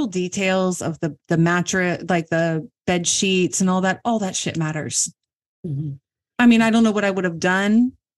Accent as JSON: {"language": "English", "region": "Virginia", "country": "United States", "moved": "yes", "said": "I'm from Virginia originally."}